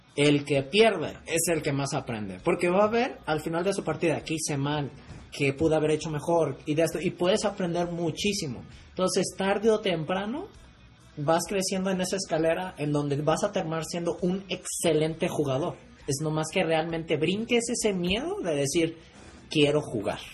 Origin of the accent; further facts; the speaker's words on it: Mexico; Soy de México